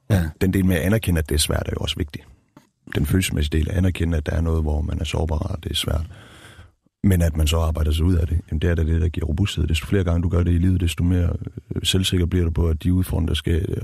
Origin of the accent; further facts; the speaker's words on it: Denmark; Nej, overhovedet ikke. Jeg betragter mig selv som dansk.